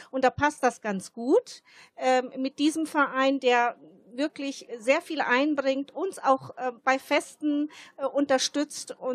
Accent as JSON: {"language": "German", "country": "Germany", "tie": "born or raised there", "first_language": "Italian", "second_language": "German", "said": "ich bin Deutsche hier aufgewachsen und meine Kindheit habe ich, also die erste Sprache war die italienische Sprache"}